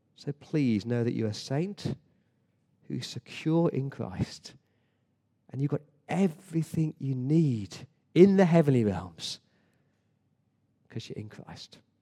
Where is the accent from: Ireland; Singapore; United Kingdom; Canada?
United Kingdom; England; now in Sydney, Australia; as an Englishman